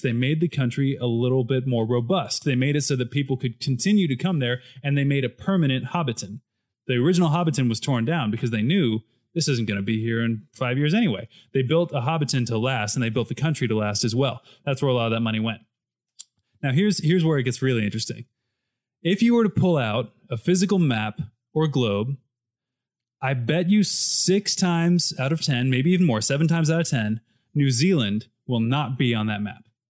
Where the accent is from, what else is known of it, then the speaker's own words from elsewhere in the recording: United States; speaking as an American